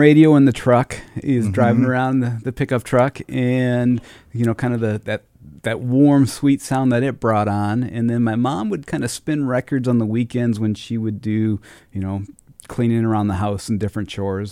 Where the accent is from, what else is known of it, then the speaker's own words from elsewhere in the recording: Rushford, Minnesota, United States; I grew up in Rushford